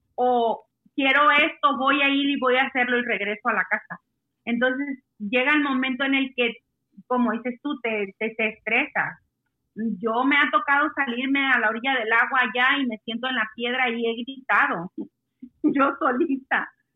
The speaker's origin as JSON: {"language": "Spanish", "country": "Mexico", "moved": "yes", "lives_now": "Washington, United States", "said": "yo soy la mexicana ahí en la tienda."}